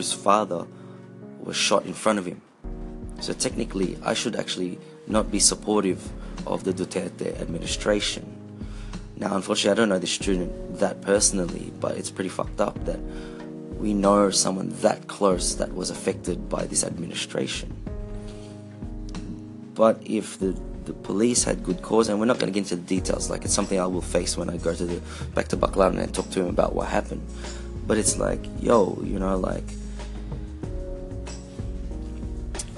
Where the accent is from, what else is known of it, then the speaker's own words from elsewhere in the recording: Philippines; also born or lived in Australia; we were a colony of America for 50 years